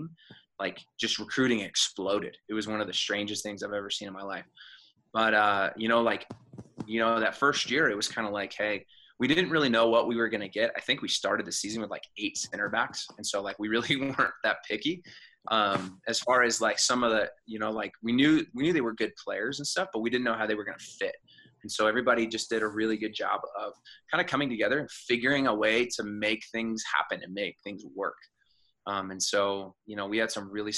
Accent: Phoenix, Arizona, United States; moved away as an adult; also born or lived in Kansas; now in Phoenix, United States; I'm from Phoenix

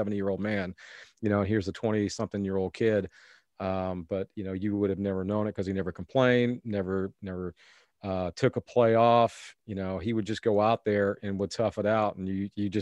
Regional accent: Decatur, Illinois, United States; moved away as an adult; also born or lived in Georgia; WAND there in my hometown, Decatur, Illinois

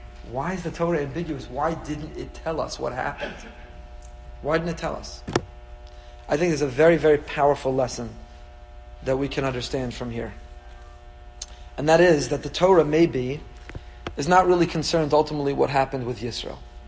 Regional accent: New York, United States; Anyway, so this is the way I was raised as a New Yorker.

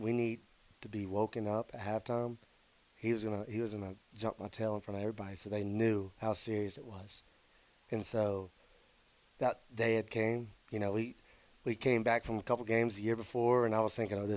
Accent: Mobile, Alabama, United States; at South Alabama in my hometown

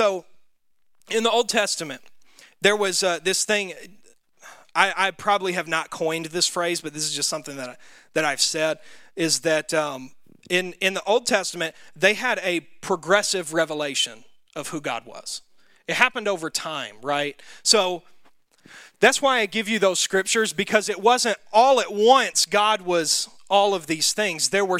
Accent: the South, United States; accent: Southern; That's my southern accent coming out too. It's like southern Hebrew.

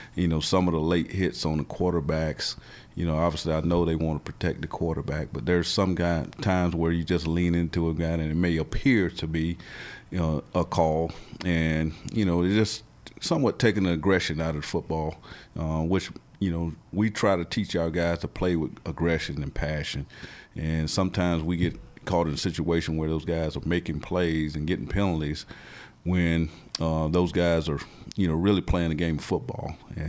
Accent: Florida, United States; You know, I'm from Florida, so I like being on the grass, you know.

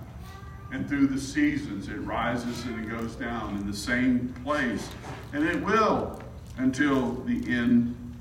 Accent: South Alabama, United States; now in Arkansas, United States; I'm from South Alabama

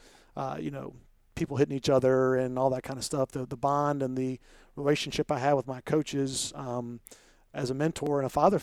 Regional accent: Columbia, South Carolina, United States; I grew up in Columbia, in Irmo in Columbia

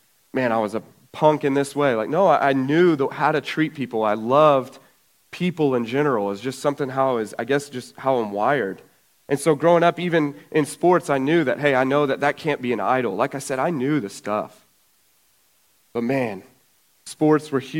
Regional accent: Brady, Texas, United States; also born or lived in Nashville, Tennessee; now in New Braunfels, United States; In 96, my parents moved to Brady

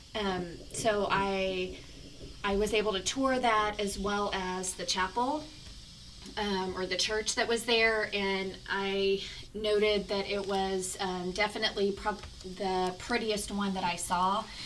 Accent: United States; As an American

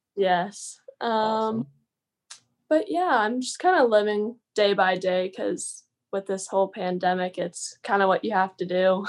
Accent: Phoenix, Arizona, United States; also born or lived in Minnesota; now in Moorhead, United States; I'm from Phoenix, Arizona originally.

